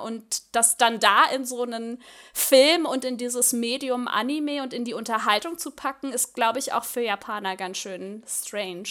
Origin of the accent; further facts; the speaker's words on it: Germany; für uns als Deutsche